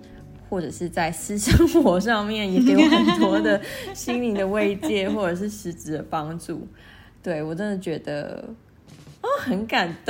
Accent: Kaohsiung, Taiwan; also born or lived in Northern Taiwan; 因为大家都知道我跟小朵其实从去年底就已经搬回高雄，搬回南部了。嗯，对，所以其实对我来讲，这真的是一个蛮大的人生的转变嘛。因为在北部其实前前后后也住了将近十年的时间

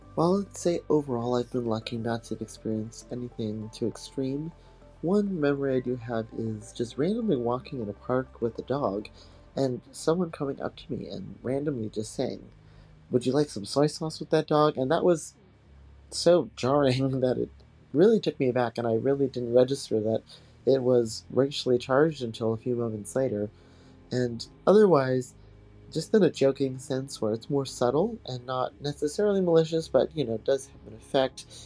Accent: Hawaii, United States; moved away as an adult; now in New York City, United States; I was born and raised in Hawaii by my biological parents

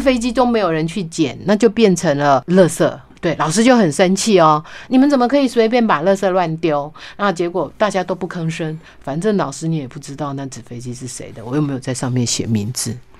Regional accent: Beipu, Hsinchu County, Taiwan; 我们乡下我是在新竹县北部乡长大的孩子

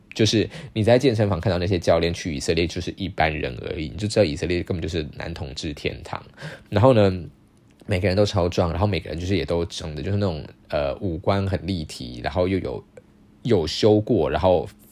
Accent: Taiwan; 我是台湾来的

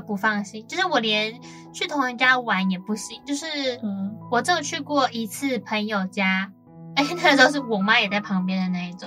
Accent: Kaohsiung, Taiwan; moved away as an adult; now in Taipei, Taiwan; 我是高雄人嘛嗯。然后我们都到台北读书

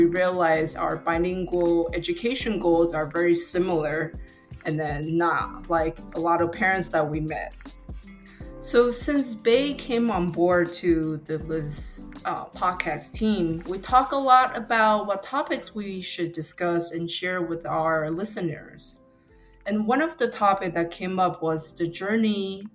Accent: Taiwan; first language Mandarin; English is a second language; moved away as an adult; now in United States; I was born and raised in Taiwan until I was 18.

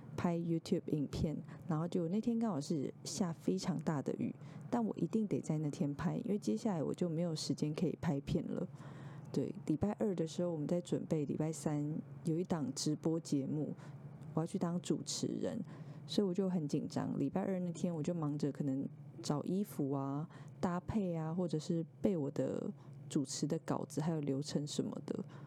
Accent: Taipei, Taiwan; also born or lived in Tainan; 我本来是台北人

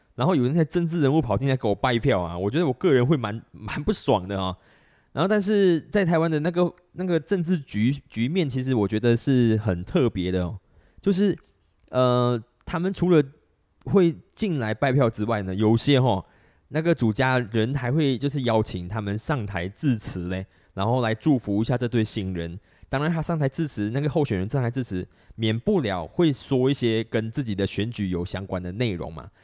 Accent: Malaysia; 我们马来西亚这边

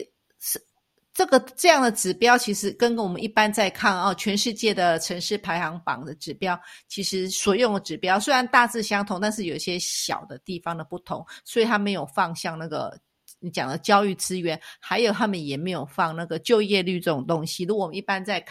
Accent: Taipei, Taiwan; now in Switzerland; 那我们来看看我们的台北

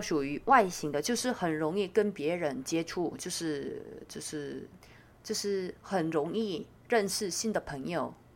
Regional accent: South Korea; Chinese is a second language; moved away as an adult; now in Taiwan; 我小时候， 从小时候就在乡下长大的，所以对安静的环境比较习惯

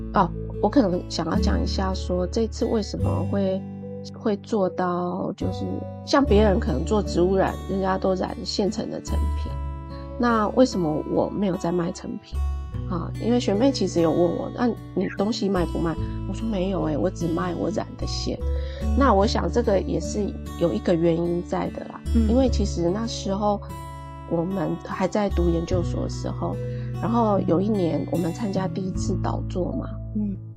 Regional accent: Puli, Nantou County, Taiwan; moved away; 我小时候是住在那种埔里那种很乡下的地方，周围都是山的盆地里面

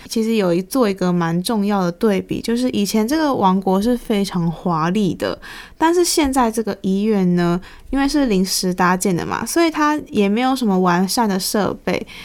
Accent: Taiwan; 虽然作为一个台湾人，不是泰国人

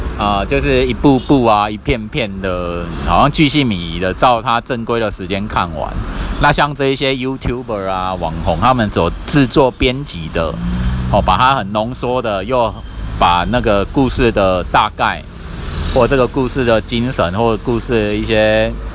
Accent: Kaohsiung, Taiwan; 我的家乡高雄市

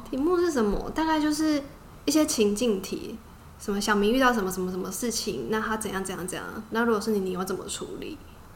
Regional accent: Taiwan; moved away as an adult; also born or lived in Cambodia; 我是台湾来的

